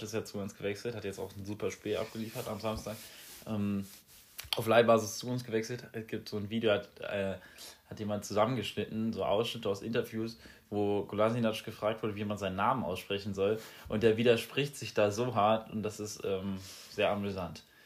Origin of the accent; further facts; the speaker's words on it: Essenheim, Rhineland-Palatinate, Germany; now in Marburg, Germany; meinem Heimatort Essenheim